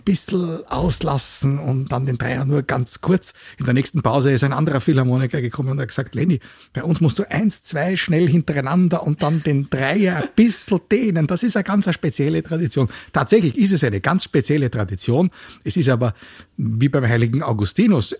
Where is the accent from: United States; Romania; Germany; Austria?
Austria; Vienna; wir als Wiener